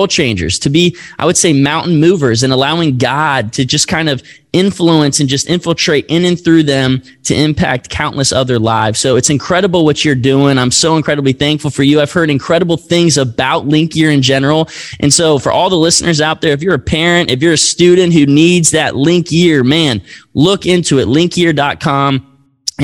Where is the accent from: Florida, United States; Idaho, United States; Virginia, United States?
Virginia, United States; Lynchburg; my hometown of Lynchburg, Virginia